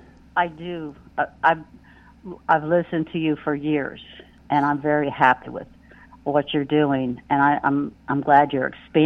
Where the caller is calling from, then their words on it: Pennsylvania, United States; from PA.